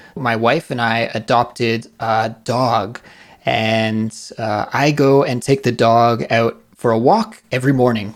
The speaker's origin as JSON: {"language": "English", "area": "near Vancouver", "region": "British Columbia", "country": "Canada", "tie": "born or raised there", "said": "Vancouver, which is very close to my hometown in Canada"}